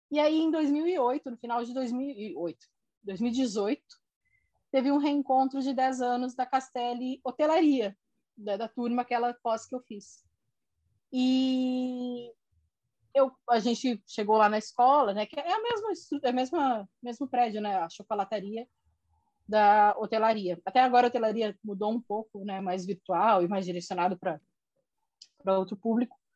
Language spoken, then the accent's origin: Portuguese; Corumbá, Mato Grosso do Sul, Brazil; also born or lived in Porto Alegre / Brasília; now in Rio de Janeiro, Brazil; tinha encerrado o ciclo em Brasília, eu sou do Mato Grosso do Sul, de Corumbá, então lá